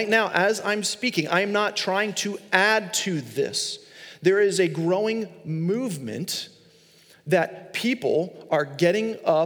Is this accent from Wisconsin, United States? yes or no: no; Long Island, New York, United States; I grew up in Long Island, New York